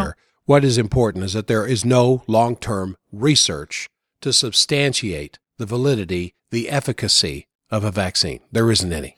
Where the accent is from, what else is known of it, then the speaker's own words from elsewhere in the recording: United States; also born or lived in Maryland / Virginia; I grew up in Maryland, Virginia